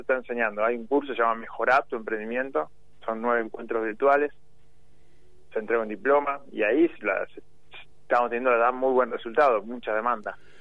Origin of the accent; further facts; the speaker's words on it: San Isidro, Buenos Aires Province, Argentina; Yo soy de San Isidro, pero competía por Tigre